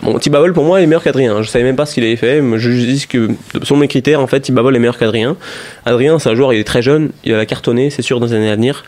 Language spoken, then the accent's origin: French; France; en France, on est français